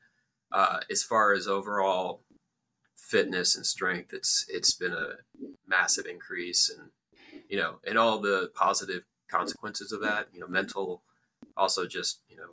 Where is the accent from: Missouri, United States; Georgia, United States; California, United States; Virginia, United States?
Georgia, United States; Atlanta; also born or lived in Omaha, Nebraska; I was born in Omaha and came back, but I grew up in Metro Atlanta